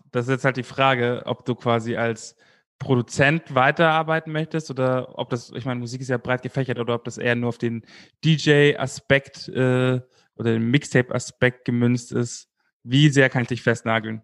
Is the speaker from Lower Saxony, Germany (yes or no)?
no; Munich, Bavaria, Germany; ich als Münchner